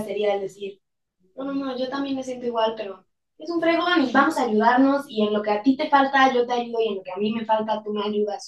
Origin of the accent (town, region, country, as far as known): Mexico